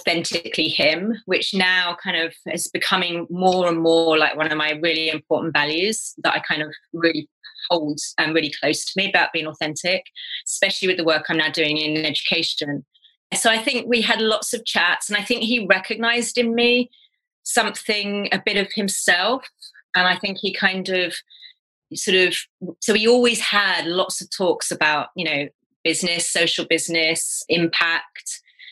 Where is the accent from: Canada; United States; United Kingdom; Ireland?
United Kingdom; England; also born or lived in Kenya; we kind of returned to England and ended up living in the house my father grew up